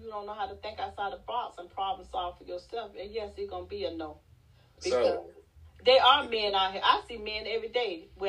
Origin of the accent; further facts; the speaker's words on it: South Carolina, United States; I'm from South Carolina.